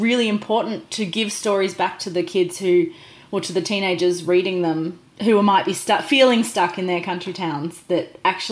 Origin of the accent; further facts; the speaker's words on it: outside of Geelong, near Melbourne, Victoria, Australia; now in Tasmania, Australia; I grew up outside of Geelong, which is near Melbourne, but it wasn't really a town.